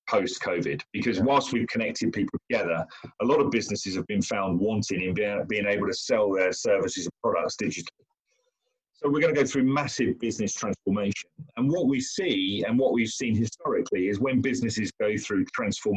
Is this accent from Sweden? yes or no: no; London, United Kingdom; I'm an Englishman. I'm in London, and I'm a Londoner.